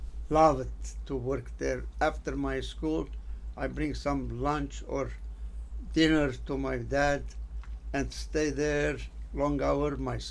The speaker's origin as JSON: {"language": "English", "town": "Beirut", "region": "Beirut Governorate", "country": "Lebanon", "tie": "born or raised there", "moved": "yes", "said": "Beirut in Lebanon."}